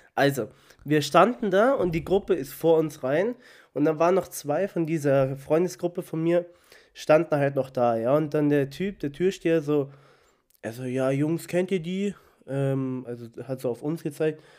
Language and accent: German; Munich, Bavaria, Germany; aus München